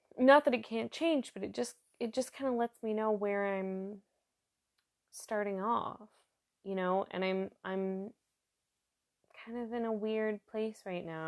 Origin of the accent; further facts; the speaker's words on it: New York, United States; moved away as an adult; now in Germany; I'm from New York State